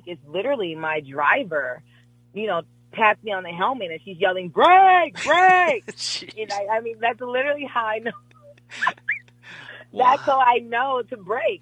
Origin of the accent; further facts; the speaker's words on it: Jamaica; I am Jamaican